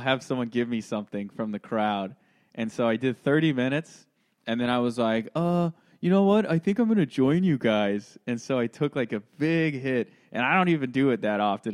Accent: Santa Clarita, California, United States; I'm from L A, born and raised. Well, I'm from Santa Clarita.

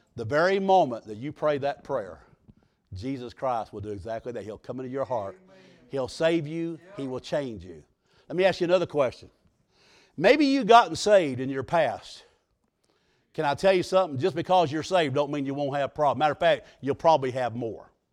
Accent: United States; I was raised on the Mississippi River

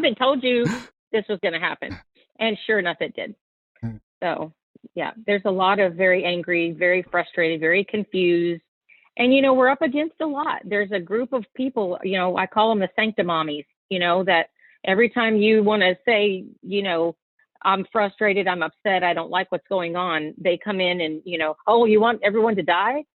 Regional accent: Texas, United States; moved away; I'm from Texas

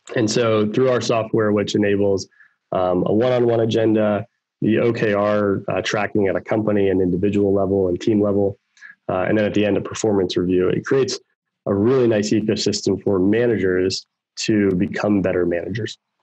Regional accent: Baltimore, Maryland, United States; moved away as an adult; now in Raleigh-Durham, United States; I grew up in Baltimore, Maryland

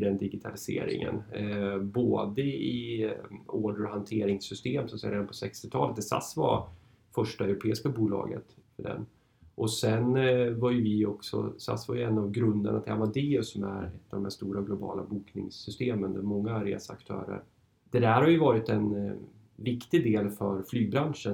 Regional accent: Norrland, Sweden; moved away as an adult; also born or lived in Uppsala / Stockholm; jag är född och uppvuxen i Norrland

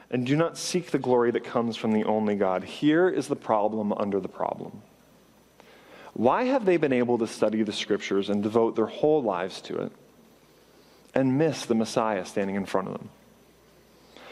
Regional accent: Canada; I grew up in Canada

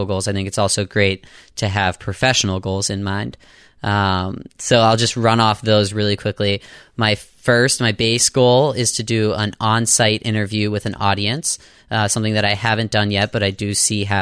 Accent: Pittsburgh, Pennsylvania, United States; I'm from Pittsburgh

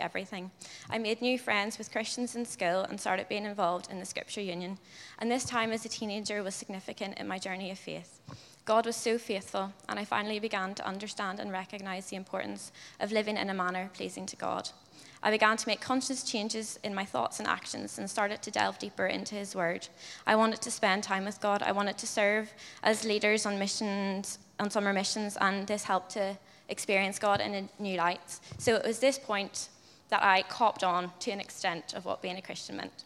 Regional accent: Ballyclare, Northern Ireland, United Kingdom; moved away as an adult; now in Dublin, Ireland; I'm from Ballyclare in County Antrim, Northern Ireland. And I moved to Dublin last year to study history at Trinity.

